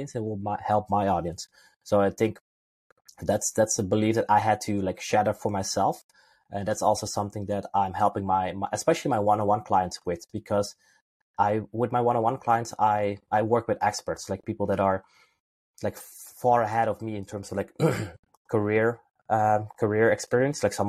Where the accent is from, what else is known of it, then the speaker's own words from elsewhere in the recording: Netherlands; I'm originally from Holland